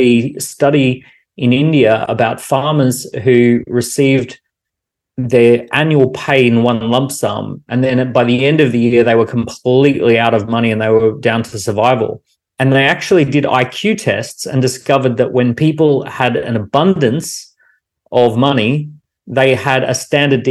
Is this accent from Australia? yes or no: yes; Australia; Growing up in Australia, I was guaranteed education and I was guaranteed healthcare